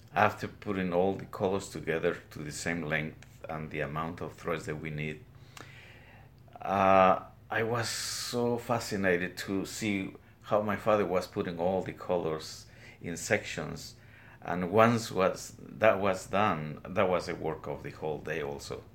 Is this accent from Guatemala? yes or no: yes; Guatemala highlands, Guatemala; moved away as an adult; now in Trenton, United States; I'm originally from Guatemala, from the highlands